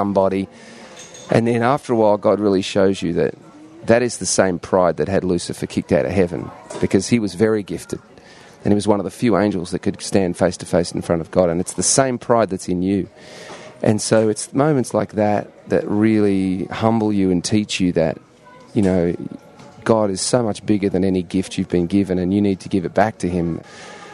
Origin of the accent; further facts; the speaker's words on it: Melbourne, Victoria, Australia; moved away as an adult; also born or lived in London, United Kingdom / Sydney, Australia; now in United States; So we moved to Australia, moved to Sydney first and then to Melbourne, and lived there for 20-something years